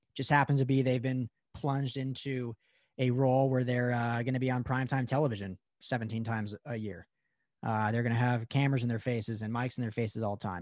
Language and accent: English; Colorado, United States; I'm from Colorado originally